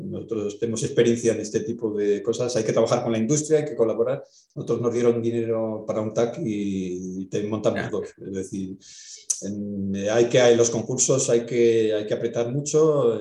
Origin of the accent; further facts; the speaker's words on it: Valladolid, Castile and León, Spain; yo soy de Valladolid